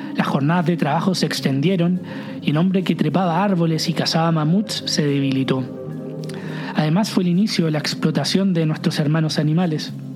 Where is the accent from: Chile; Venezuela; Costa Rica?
Chile; moved away as an adult; also born or lived in Viña del Mar, Chile / south of France; cuando vine a Francia siendo chileno